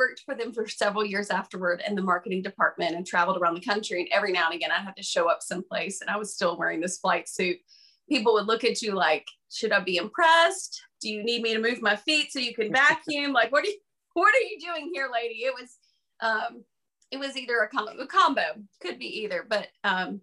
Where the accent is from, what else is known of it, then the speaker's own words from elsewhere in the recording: Dothan, Alabama, United States; moved away as an adult; now in Huntsville, United States; I am from Dothan